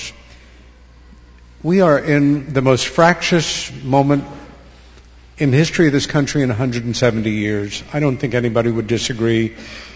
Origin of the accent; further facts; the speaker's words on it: New York, United States; my home state of New York